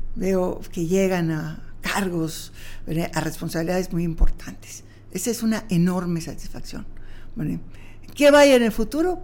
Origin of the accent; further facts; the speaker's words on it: Yucatán, Mexico; como yucateca